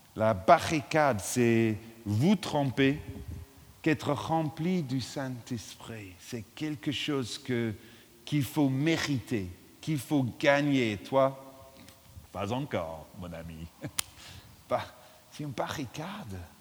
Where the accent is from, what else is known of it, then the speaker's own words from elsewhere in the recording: England, United Kingdom; French is a second language; now in London, United Kingdom; je suis anglais